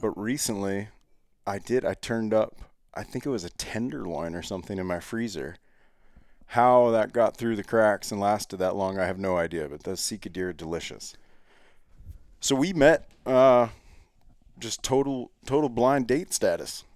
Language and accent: English; Ohio, United States; I grew up in Ohio